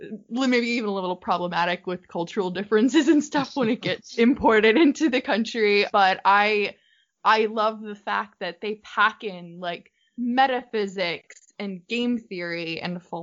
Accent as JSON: {"language": "English", "country": "United States", "said": "I'm from America, obviously, from my accent"}